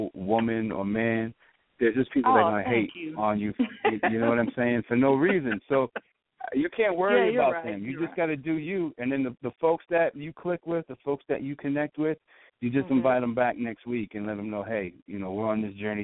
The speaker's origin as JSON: {"language": "English", "town": "Boston", "region": "Massachusetts", "country": "United States", "accent": "Boston", "said": "my horrible Boston accent"}